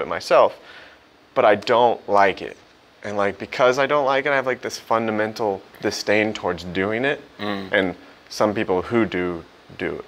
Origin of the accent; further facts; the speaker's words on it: Missouri, United States; also born or lived in Springfield, Missouri / St. Louis, Missouri / Joplin, Missouri; I'm from Missouri. I was born in like Springfield, moved to St. Louis for high school